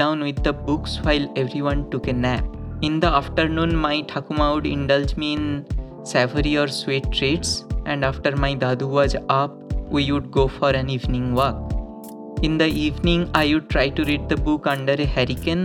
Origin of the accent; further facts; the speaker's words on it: Lakhi, East Midnapur, West Bengal, India; also born or lived in Dinajpur / Murshidabad; I was born in Lakhi, my home village